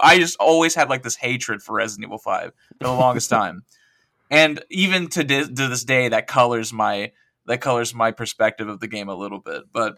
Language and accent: English; Oklahoma, United States; accent: southern; My accent was a lot more southern, because I'm like from Oklahoma.